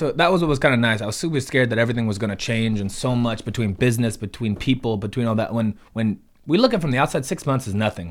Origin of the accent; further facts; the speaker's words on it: Ventura County, California, United States; we're from Ventura County